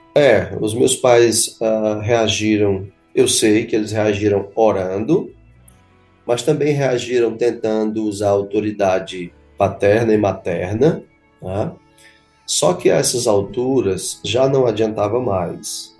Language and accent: Portuguese; Fortaleza, Ceará, Brazil; also born or lived in Canindé, Ceará; eu sou nascido em Canidé, aqui mesmo no nosso estado, ah, mas só minha infância foi ali, rápida infância. Logo, os meus pais vieram para a cidade de Fortaleza, é, então, toda a minha infância, início e adolescência foi na cidade de Fortaleza